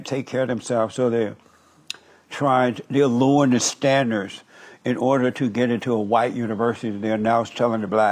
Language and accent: English; Alabama, United States; I grew up in Alabama when the Jim Crow law existed.